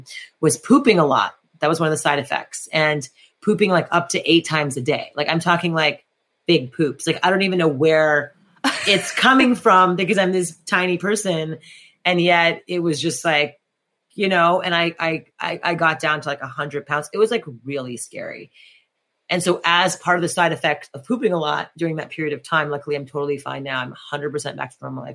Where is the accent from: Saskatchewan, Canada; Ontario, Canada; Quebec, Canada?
Quebec, Canada; Montreal; moved away; I grew up in French Montreal in French Canada